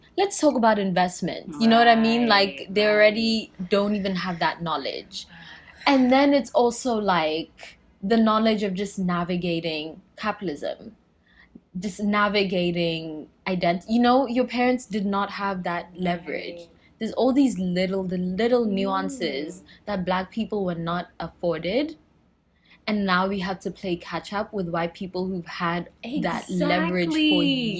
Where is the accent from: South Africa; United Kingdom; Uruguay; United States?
South Africa; Okay, I'm South African.